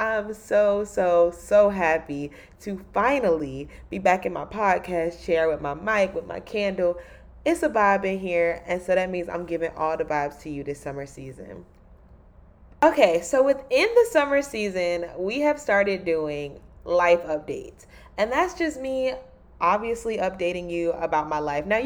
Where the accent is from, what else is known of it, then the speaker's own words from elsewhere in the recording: Raleigh, North Carolina, United States; moved away; Raleigh is my hometown.